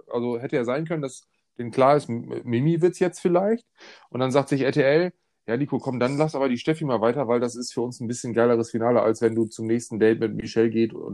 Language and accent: German; Romania; Äh, ich komme aus Rumänien.